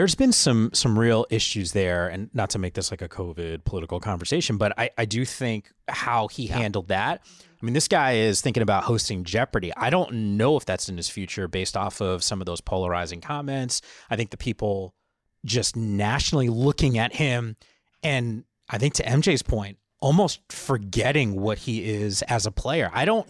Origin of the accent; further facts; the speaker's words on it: New Jersey, United States; And I grew up, I went to school in New York. I used to work in Midtown. I grew up in Northern New Jersey.